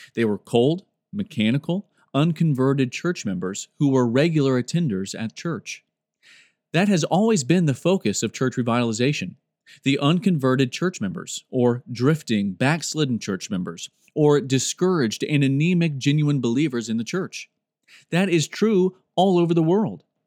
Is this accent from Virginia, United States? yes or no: no; Framingham, Massachusetts, United States; also born or lived in Boston; I was born in Boston and raised in Framingham, Massachusetts, in a religious Roman Catholic family